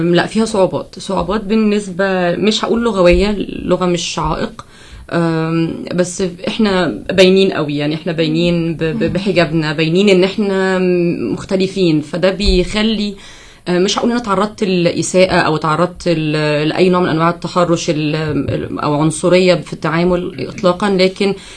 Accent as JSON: {"language": "Arabic", "country": "Egypt", "moved": "as an adult", "lives_now": "United States", "said": "أول سنة ليا أعيش بره مصر"}